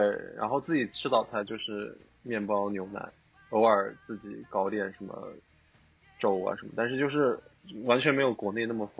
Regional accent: Nanjing, Jiangsu, China; also born or lived in Shanghai; 我是城里孩子，从小在新街口混的人，

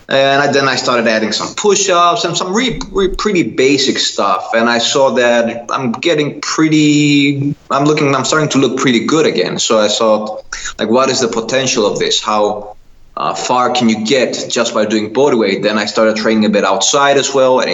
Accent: Kastoria, Western Macedonia, Greece; English is a second language; moved away as an adult; also born or lived in Netherlands; I moved back to my hometown in Greece. I live in northern Greece, really small town, a really beautiful town, Kastoria

